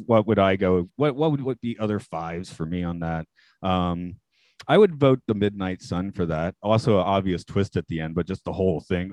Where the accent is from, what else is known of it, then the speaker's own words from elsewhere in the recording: Atlanta, Georgia, United States; my hometown's Atlanta.